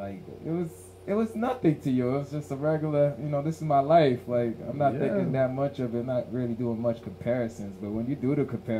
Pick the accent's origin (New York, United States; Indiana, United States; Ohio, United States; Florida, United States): New York, United States; New York City; also born or lived in Canarsie, Brooklyn; I'm from Flatbush.